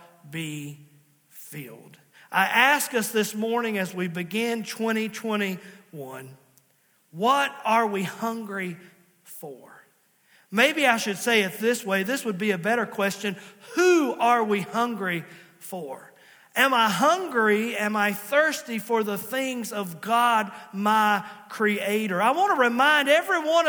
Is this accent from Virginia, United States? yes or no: yes; Virginia, United States; also born or lived in Princeton, West Virginia; I was born in Princeton, West Virginia. Yes, I was born in West Virginia, but they quickly got me back across the line and I was raised in Virginia